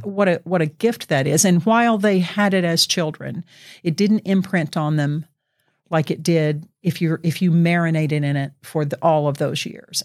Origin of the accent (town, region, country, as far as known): Southeast United States, United States; born or raised there; now in Oregon, United States